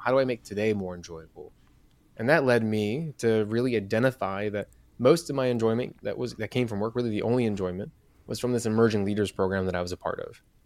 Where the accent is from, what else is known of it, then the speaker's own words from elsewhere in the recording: Chicago, Illinois, United States; I'm from Chicago